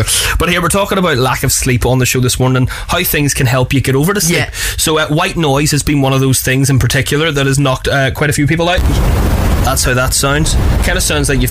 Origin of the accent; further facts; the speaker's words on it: Belfast, Northern Ireland, United Kingdom; that's where I grew up